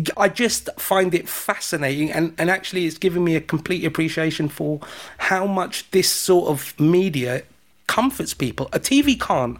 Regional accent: United Kingdom; I'm British

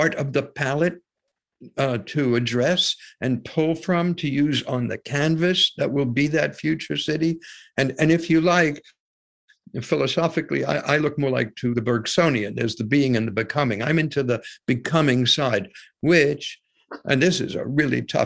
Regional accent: United States; I was born in the United States

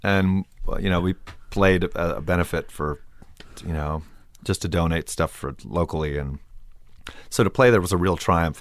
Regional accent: Palm Desert, California, United States; my hometown

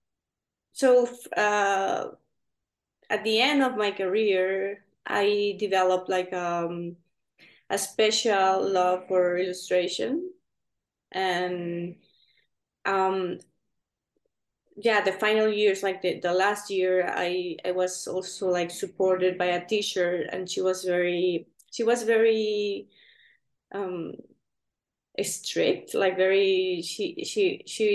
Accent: Venezuela; moved away; also born or lived in Spain; I'm from Venezuela, and I grew up there

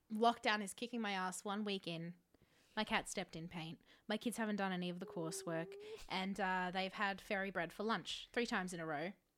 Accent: Australia; I was born in Australia.

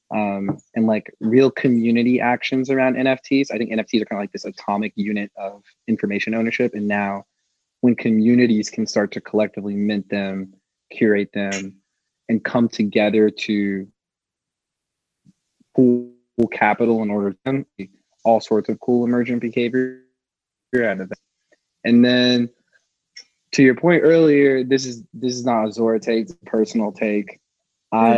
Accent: Atlanta, Georgia, United States; I'm from Atlanta

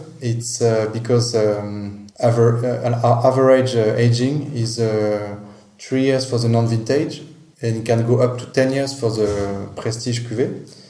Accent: Champagne, Grand Est, France; I'm a young man. I'm 34 years old, and we grew up in the Champagne regions with our parents.

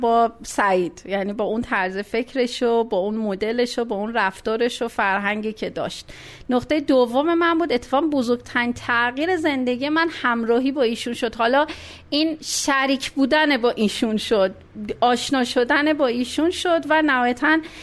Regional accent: Meymeh, Isfahan, Iran; به دنیا اومدم پدرم نیرو هوایی بودن اصفهان و تا 9 سالگی اصفهان بودیم

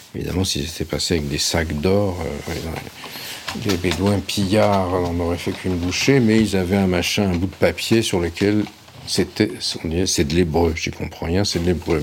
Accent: Nice, Provence-Alpes-Côte d'Azur, France; Terra Amata, dit Terra Amat, où j'ai grandi quand j'étais enfant, à Nice

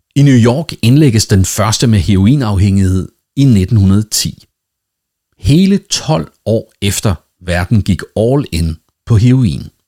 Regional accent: Denmark; Nu er jeg jo dansker, og derfor vældig dansk

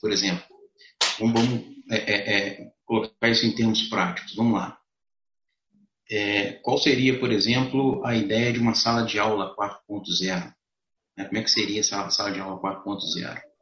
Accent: Juiz de Fora, Minas Gerais, Brazil; eu sou de Juiz de Fora

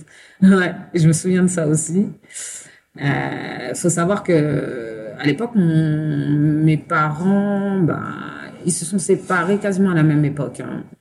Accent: Saint-Denis, Île-de-France, France; Alors, non, je suis née à Saint-Denis, dans le 93. Ok. Voilà. Et euh, on a vécu en banlieue, épiné un peu partout.

